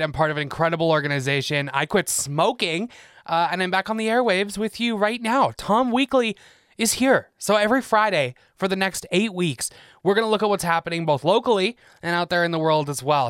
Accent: England, United Kingdom; moved away as an adult; I'm from England, born and raised there, moved here twelve years ago

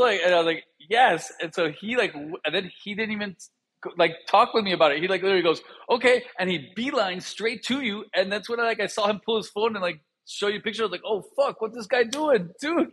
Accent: Miami, Florida, United States; I grew up in Miami

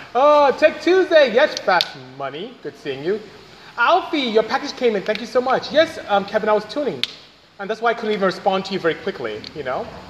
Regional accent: Nigeria; first language Igbo; English is a second language; moved away; I'm from Nigeria, West Africa.

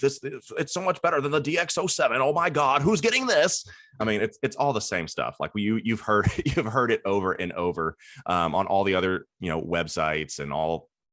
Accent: Cincinnati, Ohio, United States; I'm from Cincinnati

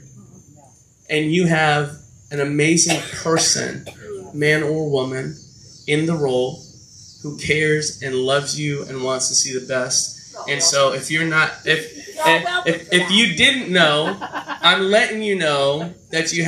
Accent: Florida, United States; I'm from Florida

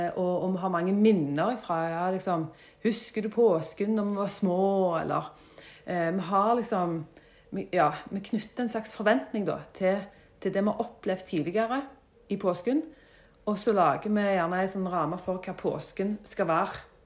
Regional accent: Jørpeland, Rogaland, Norway; Født og oppvokst på Jørpeland

